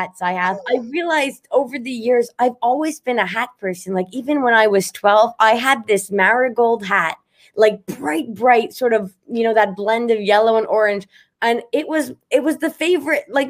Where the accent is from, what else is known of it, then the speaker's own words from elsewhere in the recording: Montreal, Quebec, Canada; I'm from Montreal